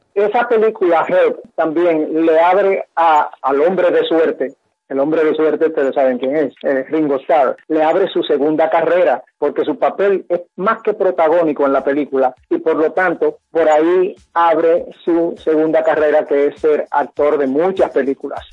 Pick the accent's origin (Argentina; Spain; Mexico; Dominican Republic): Dominican Republic; Santo Domingo; nuestra amada ciudad de Santo Domingo